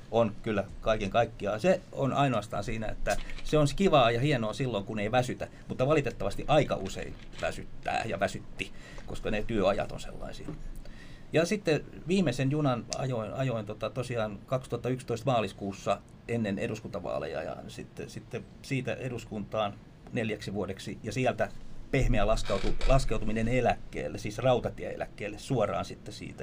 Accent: Vantaa, Uusimaa, Finland; synnyi tuolla, täällä lähellä. Silloinen Helsingin maalaiskunta, Rekola, Asola, nykyistä Vantaata. Ja, ja, tota, ja tota, noin, niin siellä elin hyvinkin pitkään, sitten koulut kaikki siellä

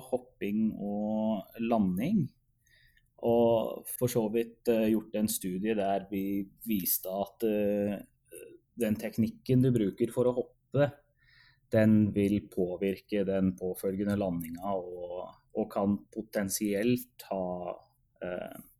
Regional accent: Oslo, Norway; moved away as an adult; now in Edmonton, Canada; før jeg fullførte masterløpet hjemme i Oslo igjen i 2016. Og etter fullført masterløp så flytta jeg faktisk permanent til Edmonton for å, for å starte en doktorgrad her

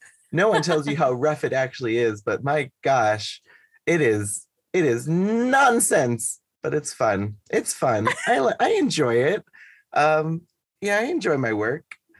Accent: Northeast, United States; But I'm from the Northeast of the US, and in the Northeast, from Boston, from New York, we're very much performance based.

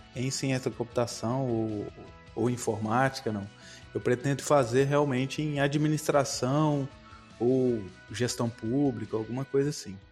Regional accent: Guaçuí, Espírito Santo, Brazil; moved away as an adult; also born or lived in Viçosa, Minas Gerais; a minha cidade natal é Guaçuí, no

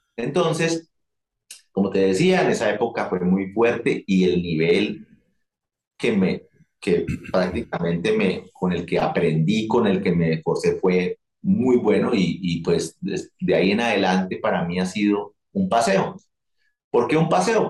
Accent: Colombia; había mucho dinero en mi país

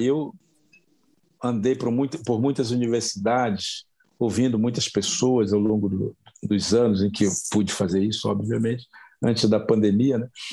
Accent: Brazil; a gente se constituir como, como, como brasileiros

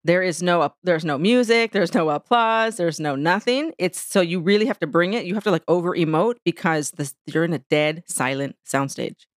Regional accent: San Diego, California, United States; moved away as an adult; now in New York City, United States; I am originally from San Diego, California, which is where I'm at right now in this moment, actually, for work. But I live in New York. I've been in New York City for twenty-three years

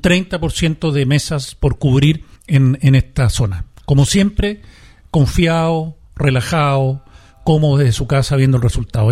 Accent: Chile; todos como chilenos

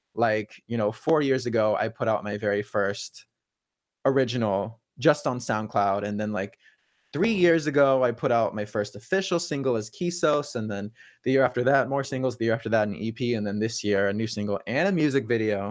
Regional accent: California, United States; moved away; where I grew up in California

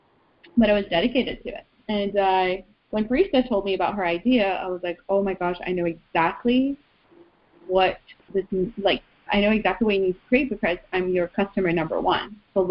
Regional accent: Iran; now in Canada; we moved from Iran to Canada, and then within Canada we moved a few times, so I had to change schools.

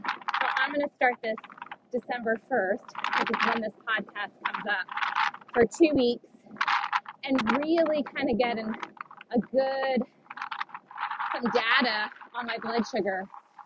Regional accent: East Coast, United States; I'm from the East Coast

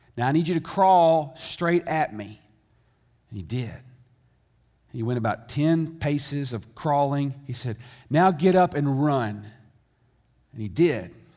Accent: the South, United States; I grew up in America. In fact, I grew up in the South.

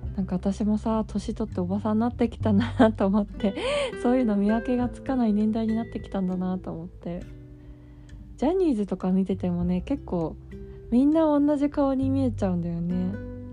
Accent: Kanto, Japan; 私はさ関東で育って生まれて関東で育ってるから

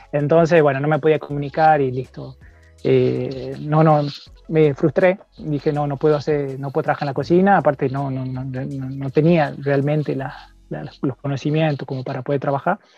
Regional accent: Tucumán, Argentina; moved away as an adult; now in France; norte de Argentina, de um, una ciudad que se llama Tucumán. Eh, mm. dentro de Tucumán soy del interior

